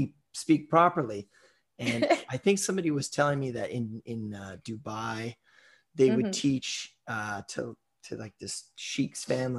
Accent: Surrey, British Columbia, Canada; I'm from the exotic lands of Surrey, British Columbia.

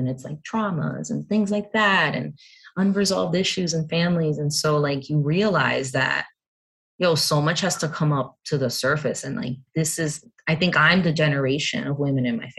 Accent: New Jersey, United States; I was born here and in Jersey

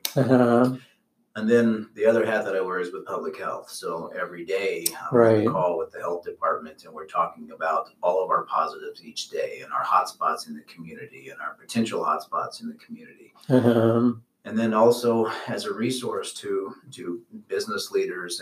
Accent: Terre Haute, Indiana, United States; also born or lived in Evansville, Indiana; I moved up here in the Wabash Valley since I was in middle school, basically. Went to high school in Rockville

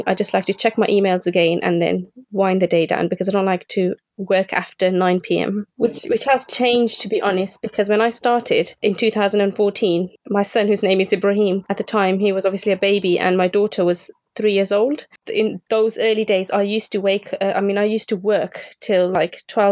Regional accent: Birmingham, West Midlands, United Kingdom; I'm from Birmingham, and I have two children.

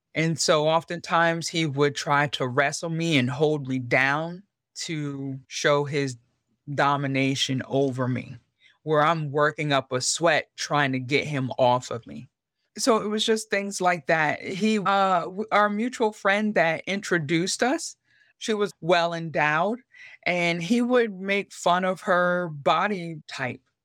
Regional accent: York, Pennsylvania, United States; moved away as an adult; I grew up in York, Pennsylvania

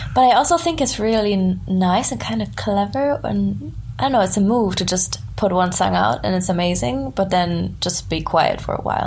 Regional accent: small town near Frankfurt, Hesse, Germany; moved away; I grew up in southern Germany in like a very small town. it's close to Frankfurt.

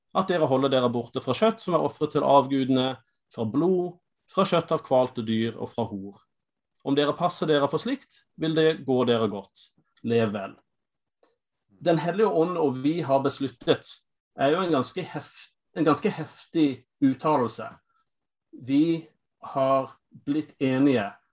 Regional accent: United States; Norwegian is a second language; moved away as an adult; now in Norway; Jeg er amerikaner

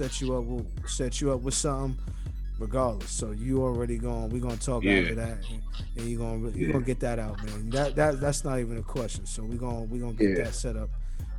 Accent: New York, United States; moved away; also born or lived in Florida; Know I'm from New York.

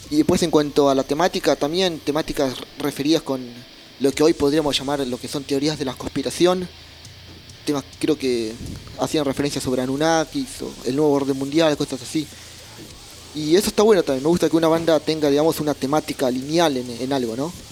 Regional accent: Mexico; esto lo he vivido unos meses en Córdoba, en Argentina. Pero soy de México.

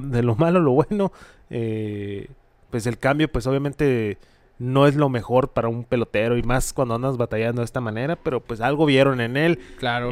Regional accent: Hermosillo, Sonora, Mexico; somos mexas, somos de Hermosillo

